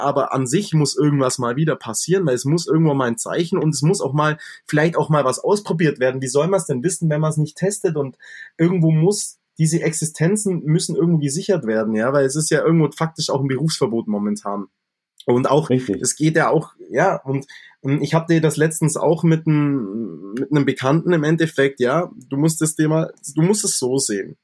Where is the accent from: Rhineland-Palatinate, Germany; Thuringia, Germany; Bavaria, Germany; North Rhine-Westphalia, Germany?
Bavaria, Germany; Allgäu; bei uns im Allgäu